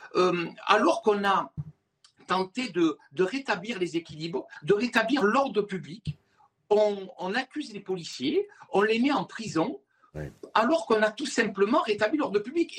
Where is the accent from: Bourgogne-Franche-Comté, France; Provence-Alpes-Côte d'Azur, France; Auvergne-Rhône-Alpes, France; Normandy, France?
Provence-Alpes-Côte d'Azur, France; Marseille; je suis marseillais